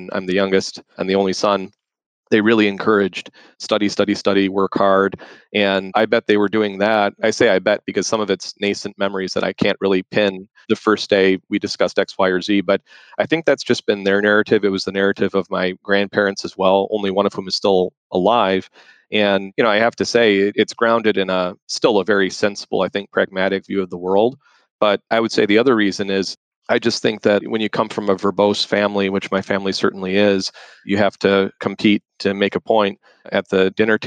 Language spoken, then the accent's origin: English; Detroit, Michigan, United States; also born or lived in Dubai, United Arab Emirates / Dearborn, Michigan; I was actually born in the city of Detroit, the actual city